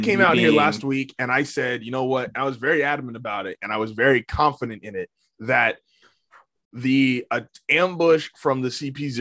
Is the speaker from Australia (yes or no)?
no; United States; we grew up in America.